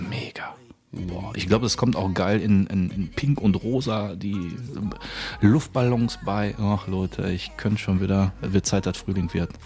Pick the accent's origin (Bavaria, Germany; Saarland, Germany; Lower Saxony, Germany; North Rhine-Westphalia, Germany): North Rhine-Westphalia, Germany; Bochum; moved away; also born or lived in Düsseldorf; Original, komme ich aus Bochum